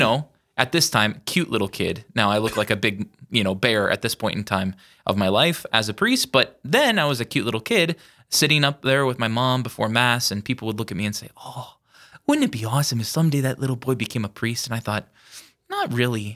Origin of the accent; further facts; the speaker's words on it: Yankton, South Dakota, United States; now in Sioux Falls, United States; born and raised in Yankton, South Dakota